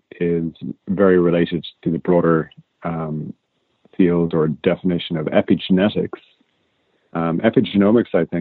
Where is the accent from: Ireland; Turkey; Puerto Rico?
Ireland; accent: Irish; moved away as an adult; now in United States; you'd probably guess that from my accent. I'm actually Irish